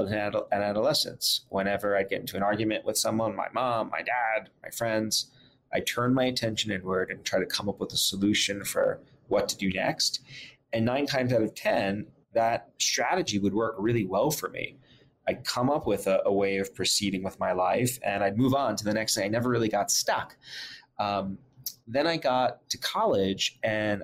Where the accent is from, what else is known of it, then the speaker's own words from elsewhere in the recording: New York City, New York, United States; I grew up in Brooklyn, New York